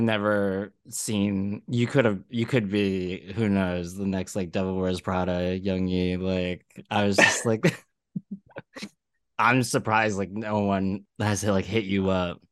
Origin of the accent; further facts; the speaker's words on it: Philadelphia, Pennsylvania, United States; now in New York, United States; I'm from Philly